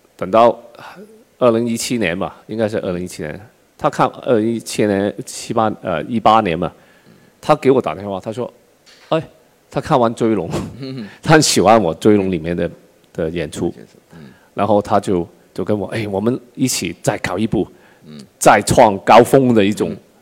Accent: China; 我们中国

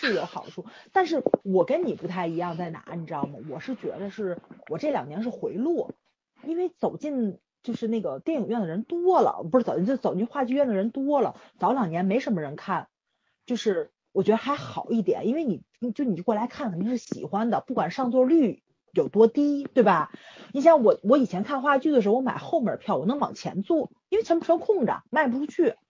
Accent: Tianjin, China; 我作为一个天津人，在这自己吐槽自己城市，我都无语

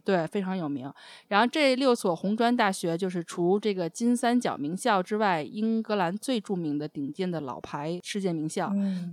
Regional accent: China; 我们中国人

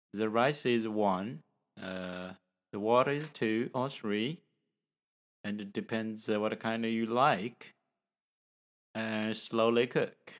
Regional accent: China; from China

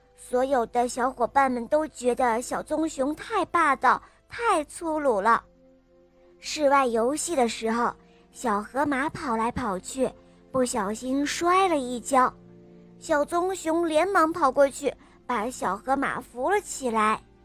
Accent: Shenzhen, Guangdong, China; 今年我五岁呢，我来自深圳

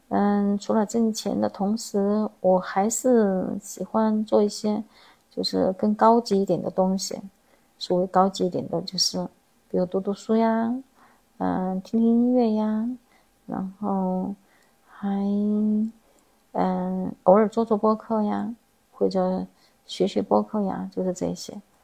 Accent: Chongqing, China; accent: Chongqing-accented Mandarin (椒盐普通话); 我是一个地地道道的重庆人。地地道道是什么意思呢？就是土生土长的意思，也就是生在重庆，长在重庆的意思。这是不是有点听不懂呀？这是我们重庆的方言。我现在说的普通话也是我们重庆的普通话。我们平常叫做椒盐普通话

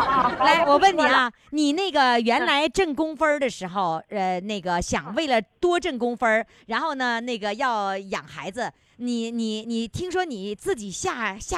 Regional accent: Shandong, China; accent: Shandong dialect; 就我说山东话，你也能听懂？

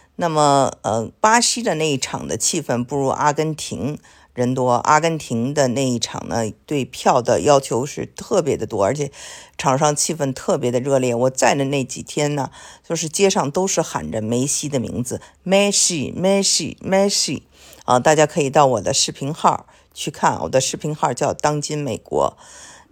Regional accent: China; 他们得知我是中国人

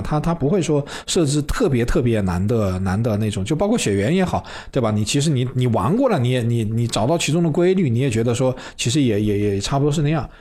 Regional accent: Wuhan, Hubei, China; moved away as an adult; also born or lived in Shenzhen; 我老家在武汉嘛

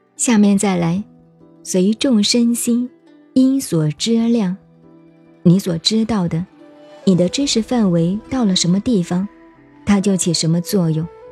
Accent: China; 我们中国人

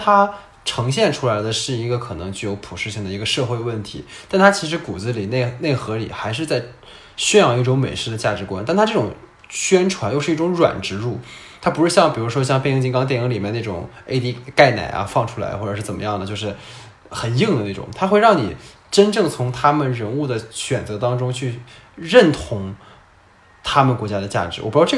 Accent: China; 中国人因为家国是一体的，我们中国人就是牺牲小家为大家，然后我们所以能做到。

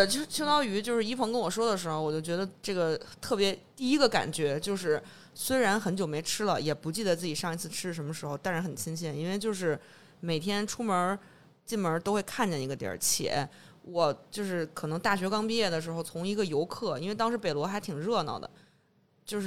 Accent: Beijing, China; accent: Beijing; 我作为一北京人，我可能小时候在朝阳区长大，然后后来都在东城待的比较多。

